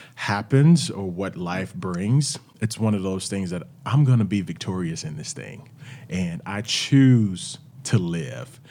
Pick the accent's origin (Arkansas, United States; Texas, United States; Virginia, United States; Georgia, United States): Arkansas, United States; Wrightsville; also born or lived in Little Rock, Arkansas / Jonesboro, Arkansas / Orlando, Florida; I actually lived 30 minutes outside of Little Rock. It's a little town called Wrightsville, Arkansas. And we grew up, uh, where my grandparents owned businesses